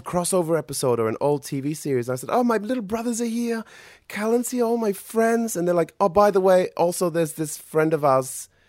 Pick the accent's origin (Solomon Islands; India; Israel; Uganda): Solomon Islands; growing up in the Solomon Islands.